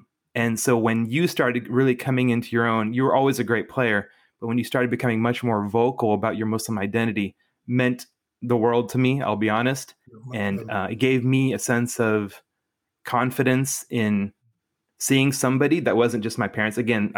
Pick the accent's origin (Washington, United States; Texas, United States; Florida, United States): Washington, United States; Spokane; I grew up in Spokane, Washington. My dad is a professor at Gonzaga.